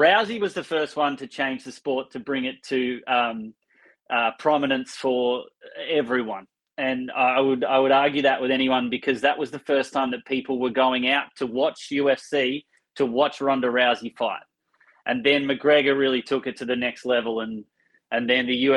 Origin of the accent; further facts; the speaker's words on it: Australia; moved away; I come from Australia where this is common practice